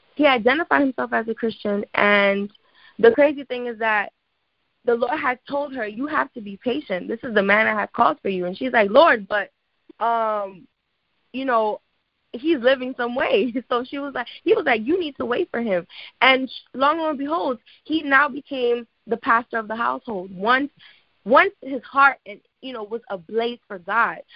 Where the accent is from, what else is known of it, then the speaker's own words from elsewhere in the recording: New York, United States; I live in the Bronx. I'm originally from New York